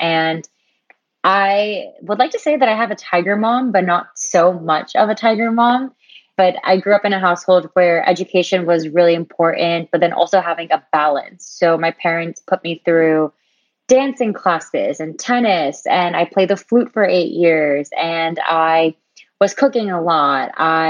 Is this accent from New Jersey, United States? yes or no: yes; New Jersey, United States; born and raised in New Jersey in the USA